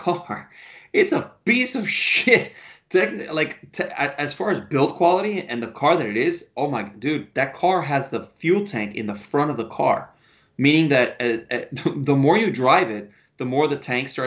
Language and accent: English; United States; I was born here in the States